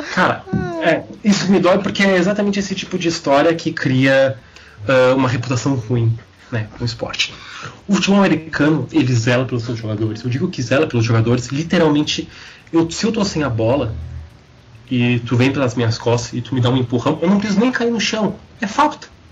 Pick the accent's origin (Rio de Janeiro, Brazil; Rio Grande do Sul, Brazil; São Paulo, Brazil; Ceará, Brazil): Rio Grande do Sul, Brazil; Porto Alegre; eu venho da periferia da periferia de Porto Alegre. A Restinga